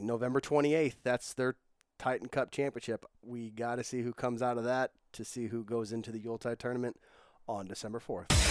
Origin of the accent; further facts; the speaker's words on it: St. Louis, Missouri, United States; it's my hometown